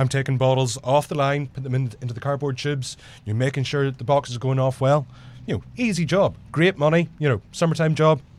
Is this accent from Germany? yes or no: no; Ireland; now in Jersey City, United States; me as an Irishman